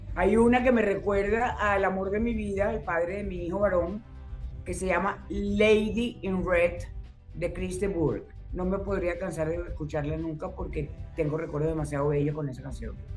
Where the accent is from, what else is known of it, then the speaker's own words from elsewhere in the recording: Venezuela; yo crecí en la Florida, en eh, la casa de mi mamá y mi papá.